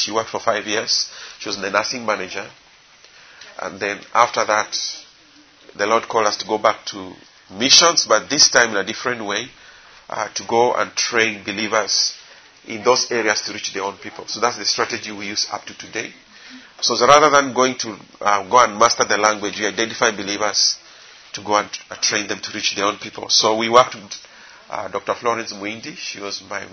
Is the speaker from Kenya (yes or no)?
yes; Kenya; I'm from Kenya